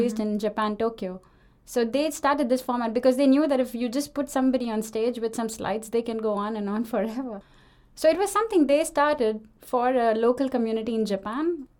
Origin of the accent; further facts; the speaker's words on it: India; moved away as an adult; now in Denmark; I am from India, as you can probably hear it